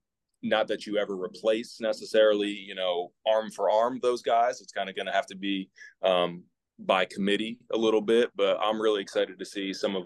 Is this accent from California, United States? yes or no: no; Beacon, New York, United States; moved away as an adult; also born or lived in Newport News, Virginia; now in Virginia, United States; I grew up in New York, small town called Beacon. It's about an hour north of New York City